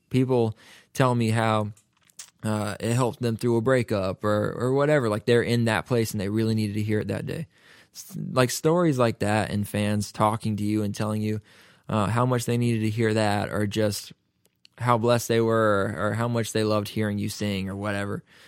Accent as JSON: {"language": "English", "town": "Raleigh", "region": "North Carolina", "country": "United States", "moved": "as an adult", "lives_now": "Nashville, United States", "said": "I'm from North Carolina, and, uh, in Raleigh, you just don't go out every night"}